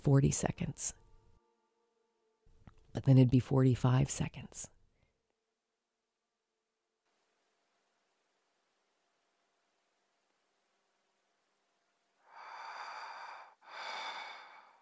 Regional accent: the South, Southern United States, United States; like good Southern women

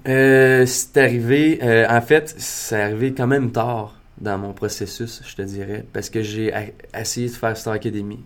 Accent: Maniwaki, Quebec, Canada; moi, je viens de Maniwaki. Je viens de Maniwaki, qui est une petite ville euh, dans le nord de l'Outaouais

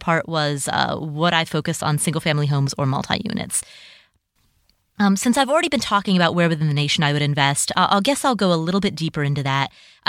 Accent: Cincinnati, Ohio, United States; the neighborhood that I grew up in Cincinnati, Ohio, there's a house, there are houses there today that are for sale for $50,000.

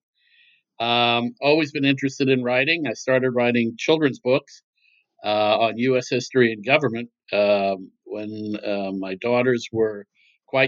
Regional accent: Scranton, Pennsylvania, United States; moved away as an adult; also born or lived in Binghamton, New York / Madison, Wisconsin / Washington, D.C.; I grew up in Scranton, Pennsylvania

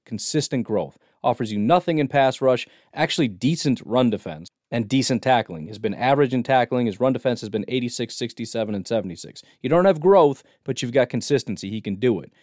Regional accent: United States; I am a American millennial

